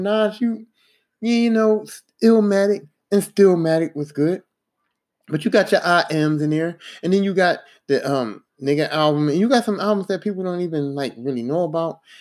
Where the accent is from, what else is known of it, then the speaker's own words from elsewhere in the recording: East Coast, United States; I'm from the East Coast